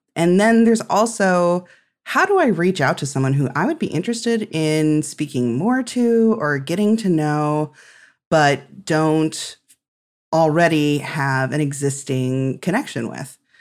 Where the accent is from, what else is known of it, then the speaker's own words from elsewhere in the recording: Midwest, United States; as a Midwesterner